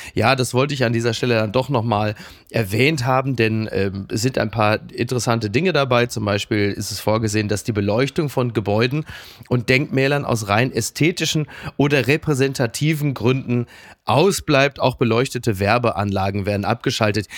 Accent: Castrop-Rauxel, North Rhine-Westphalia, Germany; in die Sonnenstraße in meiner Heimat castro rauxel

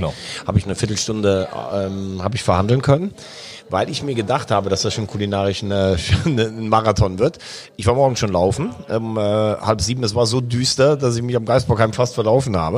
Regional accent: Vulkaneifel, Rhineland-Palatinate, Germany; A48, ist ja meine Heimat, Vulkaneifel

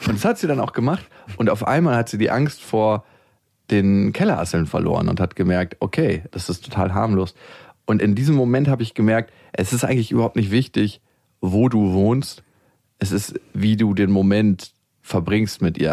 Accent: Berlin, Germany; wenn ich in dem Bezirk zur Schule gegangen wäre, wo ich geboren bin

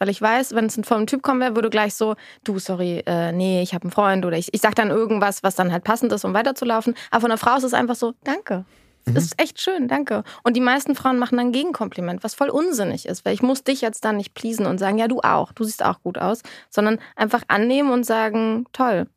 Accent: Berlin, Germany; born or raised there

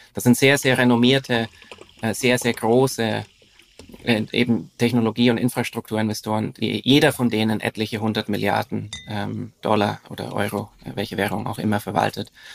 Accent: Franconian Switzerland, northern Bavaria, Germany; moved away as an adult; now in Zurich, Switzerland; ich bin in mhm. äh, Deutschland aufgewachsen, im Süden. Mhm. Im, im, Im Norden des Südens, also in, äh, in der fränkischen Schweiz, das ist der, der nördliche Teil von Bayern.

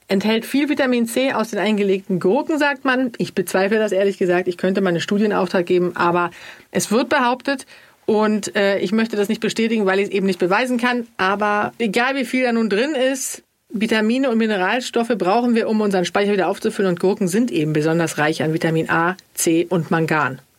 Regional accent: Sweden; Ich als Schwedin, da musst du ja gar nicht lange fragen.

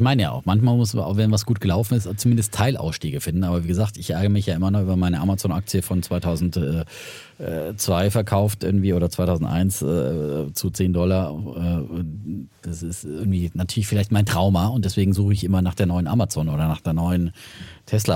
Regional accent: Franconia, Bavaria, Germany; accent: Franconian

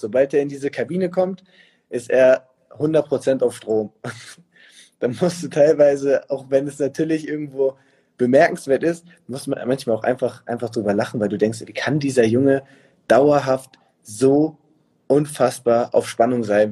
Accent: Hamburg, Germany; moved away as an adult; now in Munich, Germany; ich bin ja nicht mal in Hamburg geboren, aber es ist für mich trotzdem Heimat

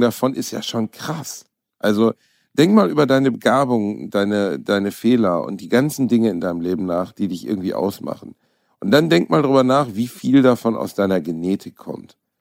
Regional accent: Gelsenkirchen, North Rhine-Westphalia, Germany; Gelsenkirchen, meiner Heimatstadt

